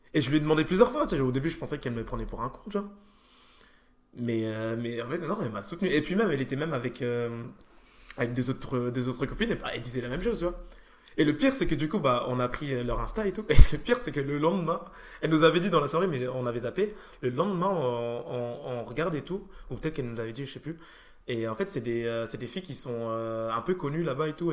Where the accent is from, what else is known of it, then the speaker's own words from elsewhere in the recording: France; moi je suis, français